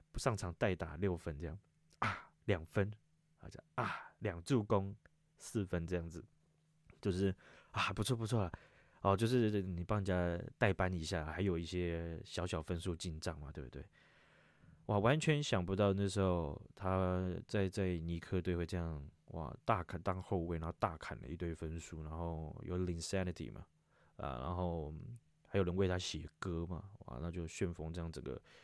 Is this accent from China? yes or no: no; Taiwan; 身为一个台湾人